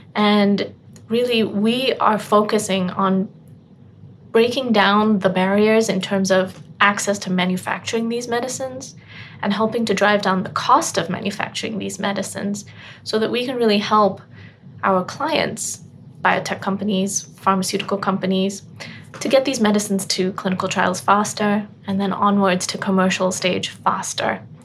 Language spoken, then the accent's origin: English; Botswana; moved away; growing up in Botswana